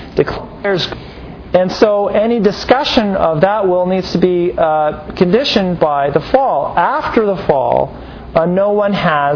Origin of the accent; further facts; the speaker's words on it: United States; we're very American-centric, aren't we? We think of our own culture, our own nations